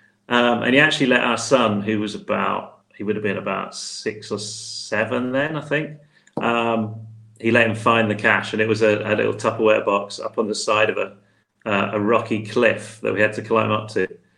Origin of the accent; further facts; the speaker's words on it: United Kingdom; moved away as an adult; I live abroad, because obviously I'm British